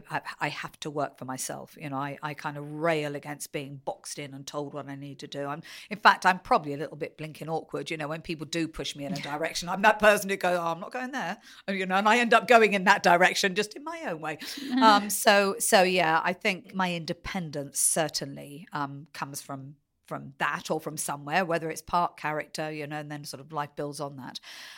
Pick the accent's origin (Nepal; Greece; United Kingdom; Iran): United Kingdom; Taunton, South West England; born there; also born or lived in Essex; Well, I was born in Taunton, but I think I moved away almost immediately. And a total coincidence that I ended up spending a lot of my life there. So I think at the time we were living in Essex.